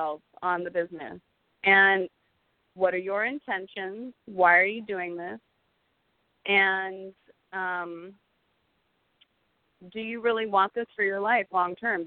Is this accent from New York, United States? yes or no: no; Silicon Valley, the Bay Area, California, United States; I actually grew up in Silicon Valley, the Bay Area